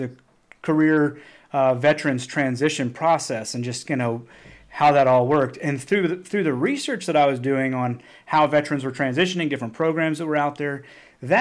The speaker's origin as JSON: {"language": "English", "town": "Cotter", "region": "Arkansas", "country": "United States", "tie": "born or raised there", "moved": "as an adult", "said": "Bentonville is only a few hours from where I grew up in Cotter."}